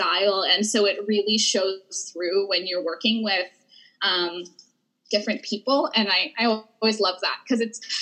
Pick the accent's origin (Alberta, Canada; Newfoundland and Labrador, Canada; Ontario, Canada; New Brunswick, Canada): Alberta, Canada; Edmonton; I'm from Edmonton